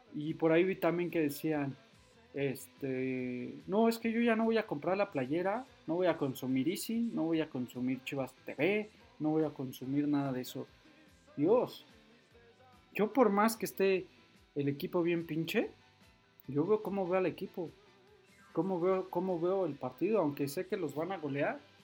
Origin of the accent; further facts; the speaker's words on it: State of Mexico, Mexico; yo soy de la Ciudad de México, Estado de México, para ser más preciso